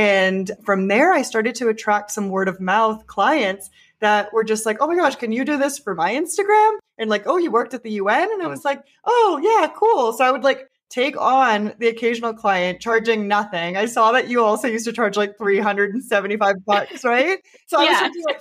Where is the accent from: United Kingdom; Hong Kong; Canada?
Canada; moved away; also born or lived in Mexico / New York; I'm actually Canadian